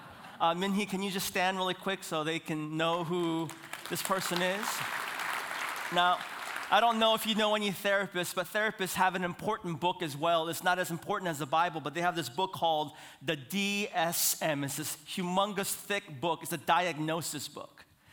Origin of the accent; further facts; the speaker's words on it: Seoul, South Korea; born there; I was born in Seoul, South Korea.